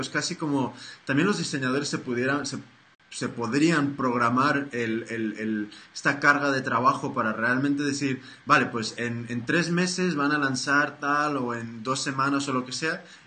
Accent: United States; soy, soy americano

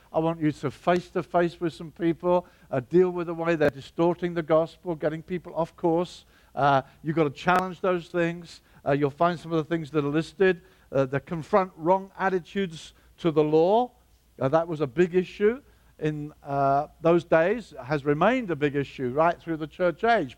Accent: Brighton, South East England, United Kingdom; Brighton, my hometown

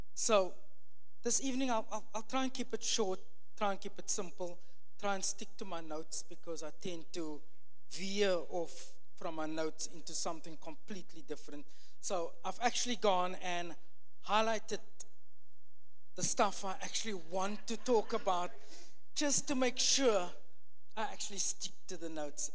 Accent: Cape Town, Western Cape, South Africa; moved away; I'm from Cape Town, South Africa.

